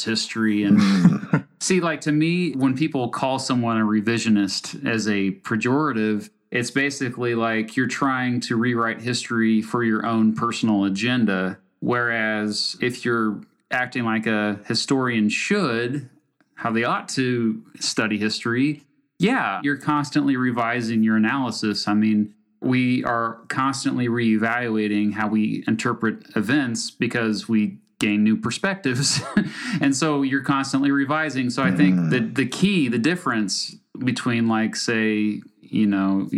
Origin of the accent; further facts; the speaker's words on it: Kansas, United States; I'm from Kansas